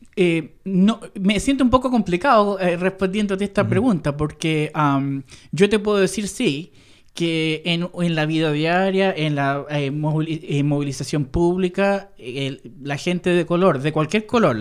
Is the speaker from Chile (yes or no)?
yes; Chile; moved away; el hombre chileno de Entre Hermanos, ese soy yo